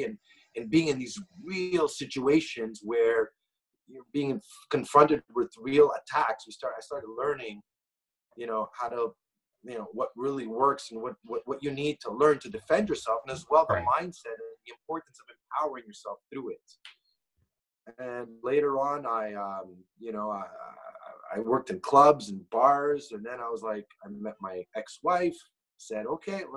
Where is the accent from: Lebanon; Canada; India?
Canada; Montreal, Quebec; I'm from Montreal, Canada. My parents are originally from Greece. I was born here. I studied, I grew up in Montreal